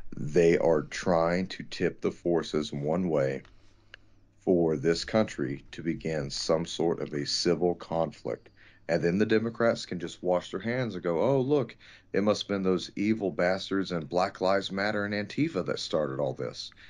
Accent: Texas, United States; here at my hometown

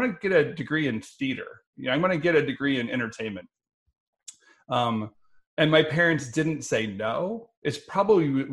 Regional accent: Denver, Colorado, United States; Growing up in Denver

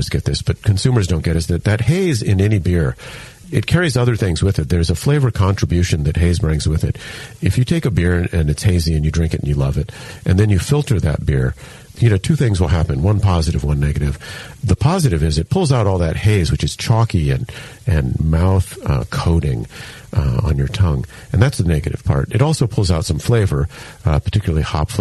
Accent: Hilo, Hawaii, United States; moved away; I grew up in Hilo, Hawaii

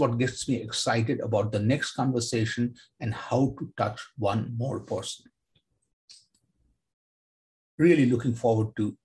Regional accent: Kolkata, West Bengal, India; Growing up in Kolkata

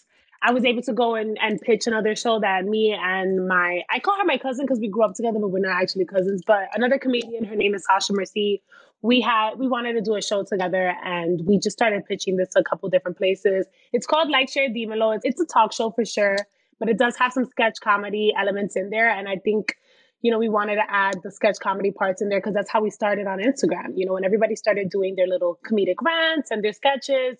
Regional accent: New York City, New York, United States; also born or lived in Washington Heights; I'm from the Bronx

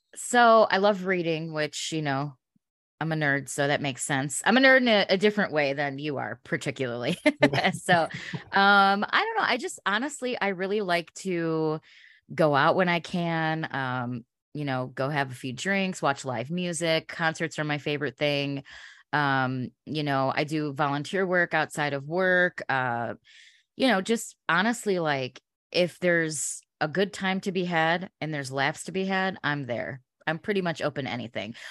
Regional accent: Chicago, Illinois, United States; growing up in Chicago, uh, we had amazing radio in the 90s

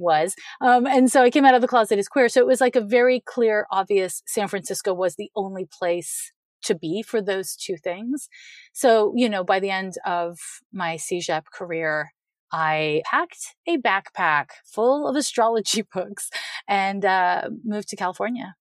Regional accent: Montreal, Quebec, Canada; I'm from Montreal, Quebec

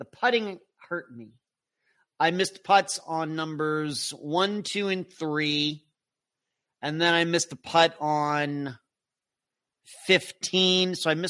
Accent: Nelson, New Zealand; as I measured 8,150 miles away, I am from Nelson, New Zealand.

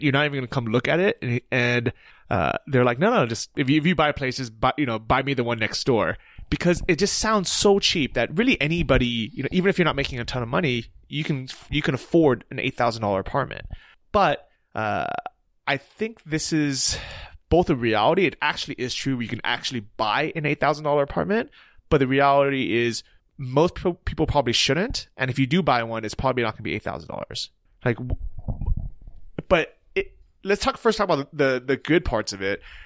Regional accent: United States; moved away; as an American or non-European resident

